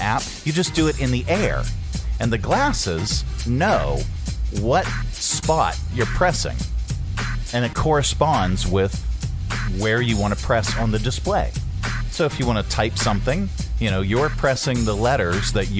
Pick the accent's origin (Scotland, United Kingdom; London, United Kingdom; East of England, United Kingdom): Scotland, United Kingdom; I am Scottish